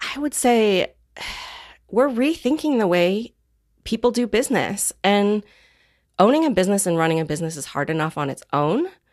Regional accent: Midwest, United States; I grew up in the Midwest

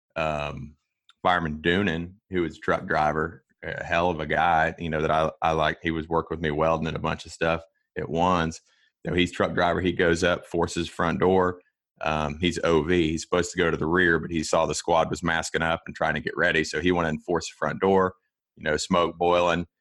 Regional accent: Kansas, United States; also born or lived in Florida; born and raised on a farm here in Kansas

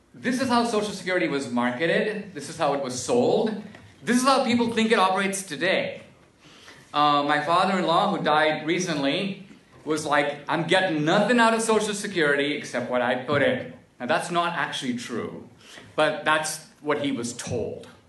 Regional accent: India; now in United States; growing up in India

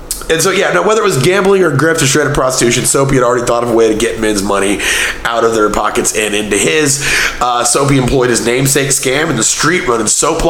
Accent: Copperas Cove, Texas, United States; born or raised there; moved away

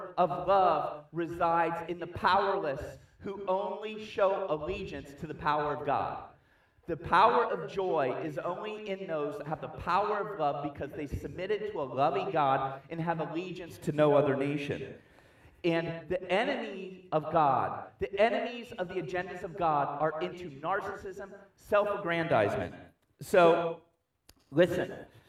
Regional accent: United States; I'm American

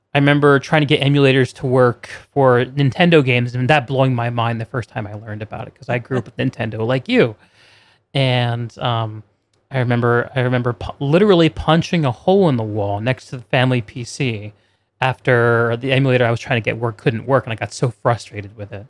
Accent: New York, United States; I grew up near New York City, so I'd watch every single Yankees game

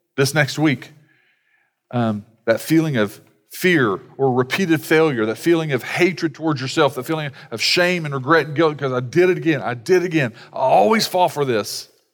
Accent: United States; as American Christians

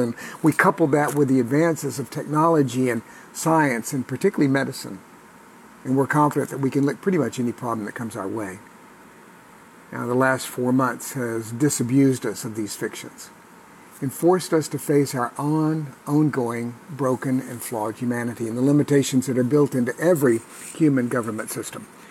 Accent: United States

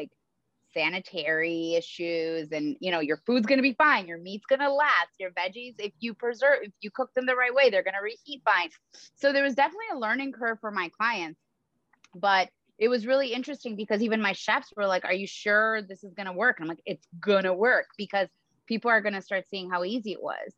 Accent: Moldova; moved away; I was born in the former USSR. I was born in Moldova

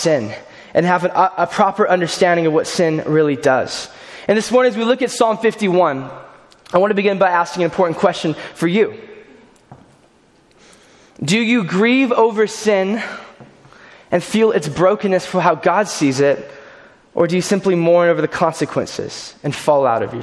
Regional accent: California, United States; moved away; I grew up in California

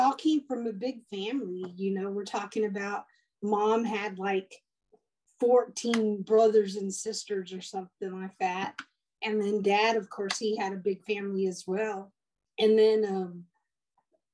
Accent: De Leon, Texas, United States; now in Granbury, United States; I was born in De Leon, Texas

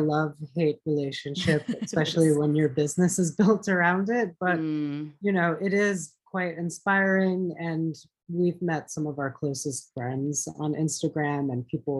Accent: New Jersey, United States; Okay, so I am originally from New Jersey. Italian American.

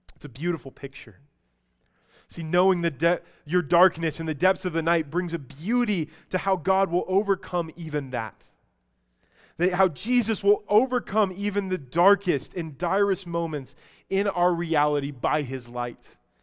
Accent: Albuquerque, New Mexico, United States; I'm from Albuquerque

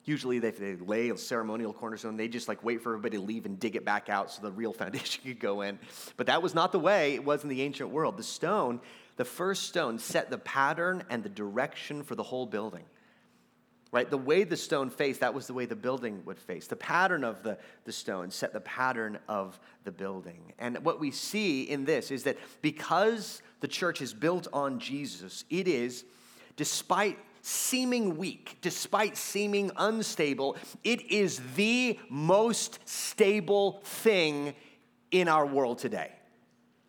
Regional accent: Texas, United States; I'm from Texas

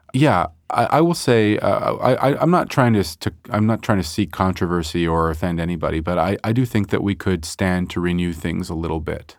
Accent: Montreal, Quebec, Canada; also born or lived in Chicago; I mostly grew up in Montreal

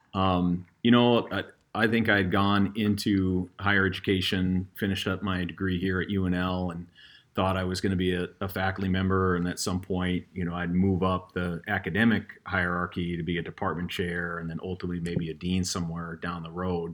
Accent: Fort Pierre, South Dakota, United States; moved away; it's in my hometown of Pier, Fort Pier.

